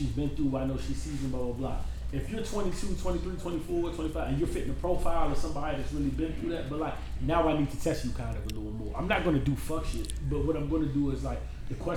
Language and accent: English; Barbados; moved away; I'm from Barbados